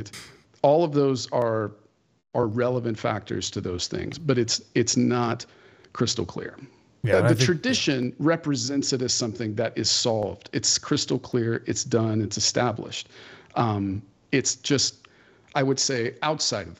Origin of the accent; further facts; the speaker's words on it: Fresno, California, United States; I am a Christian because of where I was born geographically and when I was born here